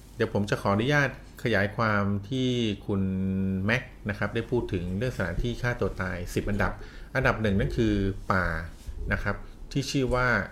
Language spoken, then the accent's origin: Thai; Thailand; เราเกิดในประเทศไทยที่มีพุทธศาสนา เป็นศาสนาประจำชาติ